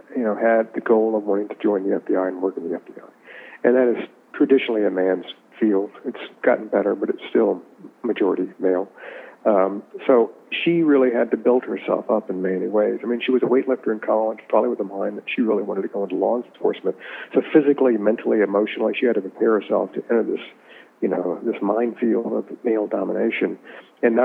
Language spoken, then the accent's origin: English; Richmond, Virginia, United States; I grew up in Richmond